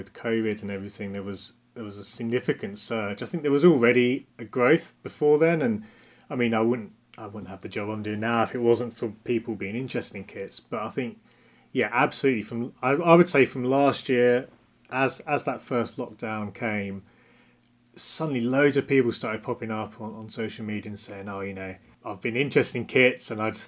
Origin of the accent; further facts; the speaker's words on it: Essex near Southend, East of England, United Kingdom; I grew up in Essex near Southend.